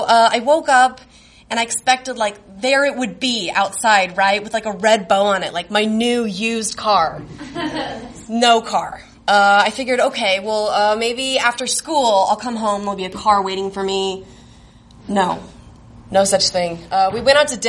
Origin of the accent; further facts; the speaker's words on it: Fort Smith, Arkansas, United States; moved away as an adult; now in Chicago, United States; I grew up in Fort Smith, Arkansas, which is like a dusty manufacturing town